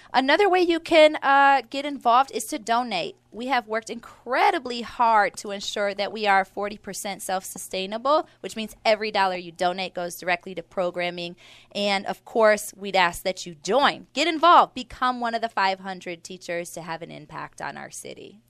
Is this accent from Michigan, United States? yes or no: no; Milwaukee, Wisconsin, United States; I grew up in Milwaukee. Um, it's, it's where I was raised in the five three two oh six zip code